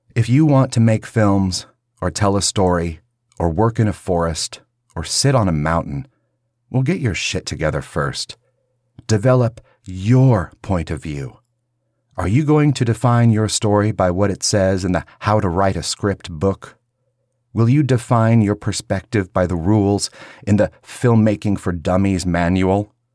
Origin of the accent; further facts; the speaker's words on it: Kansas, United States; growing up in Kansas, we had a few Christians